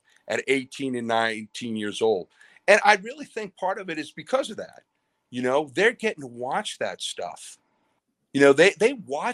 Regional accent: New York, United States; I'm originally from New York

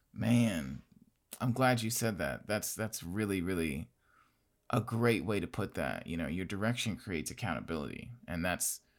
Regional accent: Gary, Indiana, United States; I'm from Gary, Indiana.

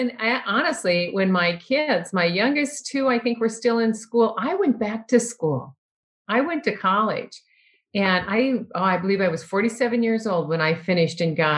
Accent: Iowa, United States; now in Minnesota, United States; I grew up in Iowa

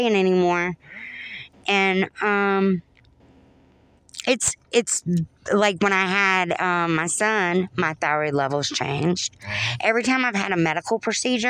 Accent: North Florida, United States; accent: southern; moved away; also born or lived in New Jersey; I've got this southern accent. Uh-huh. I'm from North Florida

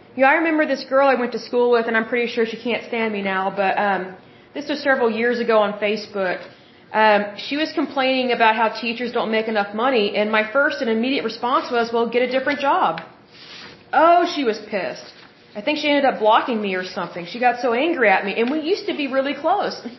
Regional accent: Oklahoma, United States; I'm from Oklahoma

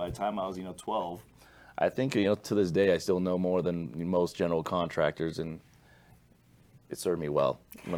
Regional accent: Las Vegas, Nevada, United States; I'm born and raised in Vegas.

